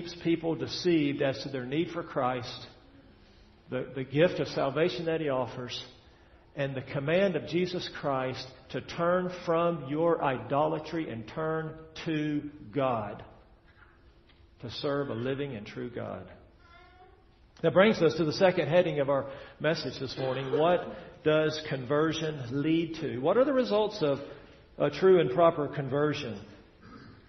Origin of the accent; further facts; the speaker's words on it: Tennessee, United States; moved away; I'm from Tennessee. Back there in Tennessee, at least where I was from, we got about 50 inches of rain a year